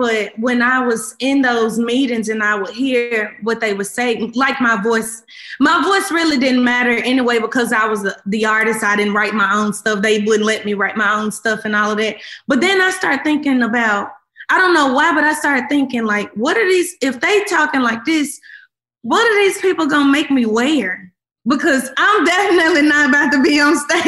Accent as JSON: {"language": "English", "town": "Memphis", "region": "Tennessee", "country": "United States", "said": "I came from Memphis"}